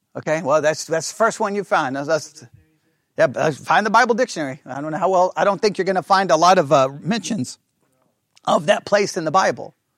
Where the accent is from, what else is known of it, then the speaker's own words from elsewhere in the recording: Texas, United States; I'm being from Texas